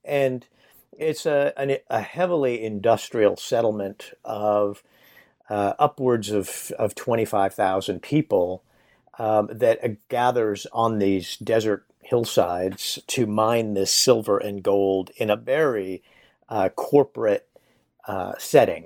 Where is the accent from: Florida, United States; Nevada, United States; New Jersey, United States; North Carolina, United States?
Nevada, United States; I grew up in Nevada